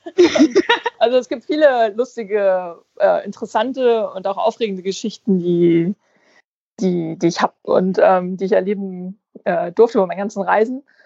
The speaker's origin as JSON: {"language": "German", "area": "Fuerteventura", "region": "Canary Islands", "country": "Spain", "tie": "born or raised there", "said": "ich bin ja auf Fuerteventura aufgewachsen, also das gehört ja zu, zu Spanien"}